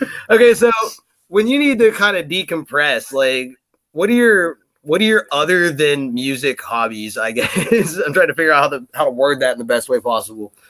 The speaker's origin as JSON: {"language": "English", "region": "Pennsylvania", "country": "United States", "moved": "as an adult", "lives_now": "Washington, United States", "said": "I, am uh, from Pennsylvania myself"}